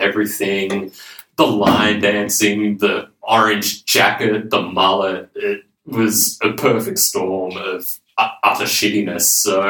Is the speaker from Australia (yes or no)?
yes; Tamworth, New South Wales, Australia; even growing up in Tamworth, I really didn't like country music at this age